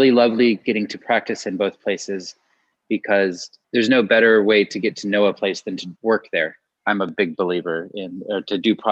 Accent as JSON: {"language": "English", "region": "Southern California", "country": "United States", "also_born_or_lived": "Los Angeles", "said": "I'm from Southern California and did my undergrad at UC Santa Barbara"}